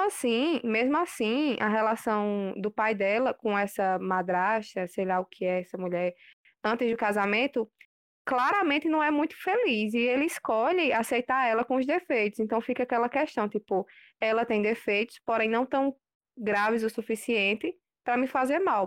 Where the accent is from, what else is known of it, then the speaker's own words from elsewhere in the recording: Picuí, Paraíba, Brazil; de Picuí